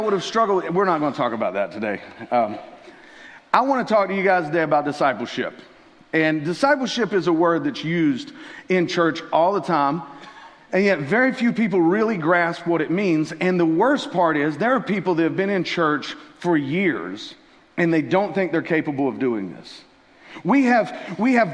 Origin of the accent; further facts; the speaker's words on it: Tennessee, United States; moved away; I'm originally from Tennessee